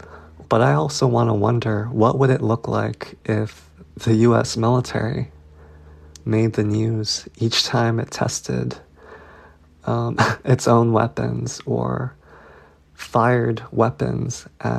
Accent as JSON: {"language": "English", "region": "Hawaii", "country": "United States", "tie": "born or raised there", "also_born_or_lived": "Korea", "said": "I embrace being a settler here on Hawaiian land as a way to engage my responsibility to the place in which I've called home for most of my life."}